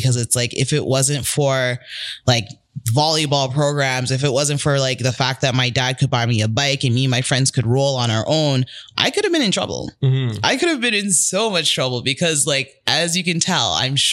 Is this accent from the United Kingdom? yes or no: no; Toronto, Ontario, Canada; growing up in Rexdale, I wasn't from a bad neighborhood.